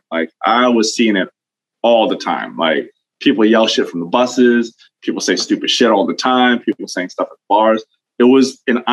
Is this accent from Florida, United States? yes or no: no; Long Island, New York, United States; I grew up out in Long Island, but I was right on the border of Queens